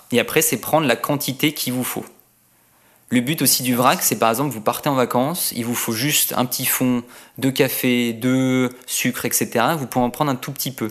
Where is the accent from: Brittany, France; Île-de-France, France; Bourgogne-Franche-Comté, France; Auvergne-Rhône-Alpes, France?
Auvergne-Rhône-Alpes, France; Annecy; je viens de d'Annecy